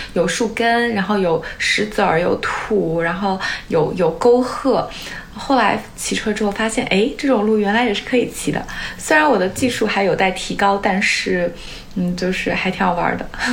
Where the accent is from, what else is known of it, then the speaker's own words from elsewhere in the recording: China; now in San Francisco Bay Area, United States; 我小时候在国内